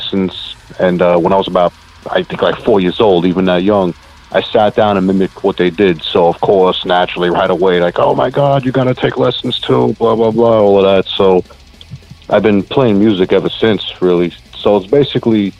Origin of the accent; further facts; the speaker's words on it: border of Nassau and Queens, New York, United States; I'm actually right on the border of Nassau and Queens. Been around here my whole life.